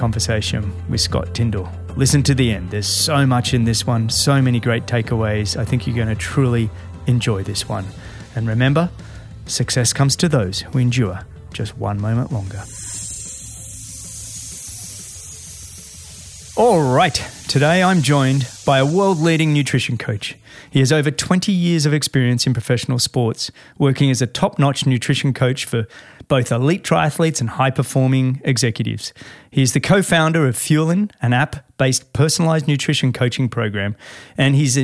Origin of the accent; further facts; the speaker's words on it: Sydney, New South Wales, Australia; moved away; My hometown. I grew up in Mossman and then Manly